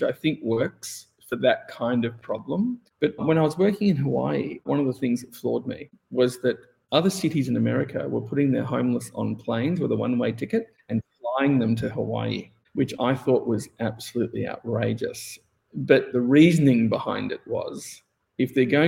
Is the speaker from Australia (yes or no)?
yes; Melbourne, Victoria, Australia; I grew up in Melbourne, Australia, and I went to design school.